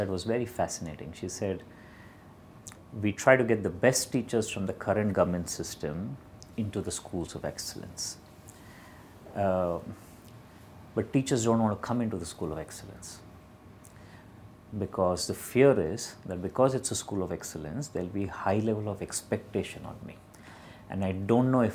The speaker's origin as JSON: {"language": "English", "town": "Bangalore", "region": "Karnataka", "country": "India", "tie": "born or raised there", "said": "Born and brought up in Bangalore"}